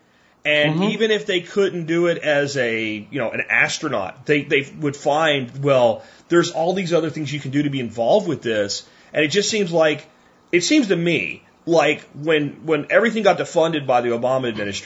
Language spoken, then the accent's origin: English; Jacksonville, Florida, United States; moved away; also born or lived in Pennsylvania; I grew up in Florida and Pennsylvania, but my young childhood in Florida and Jacksonville